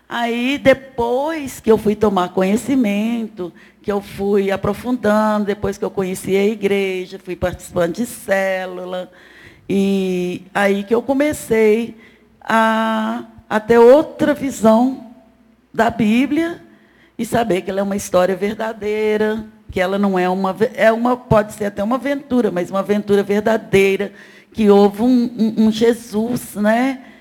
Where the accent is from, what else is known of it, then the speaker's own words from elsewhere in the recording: Belo Horizonte, Minas Gerais, Brazil; Eu sou de Belo Horizonte, nascida e criada aqui